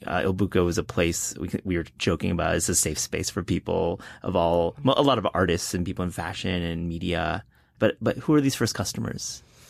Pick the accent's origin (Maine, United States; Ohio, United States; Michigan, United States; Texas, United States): Michigan, United States; Kalamazoo; I grew up in Kalamazoo, Michigan